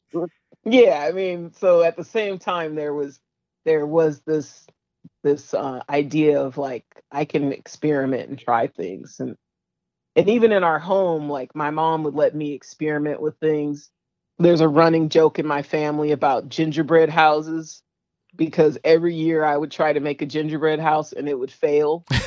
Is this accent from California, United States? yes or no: yes; San Francisco, California, United States; I'm a San Franciscan.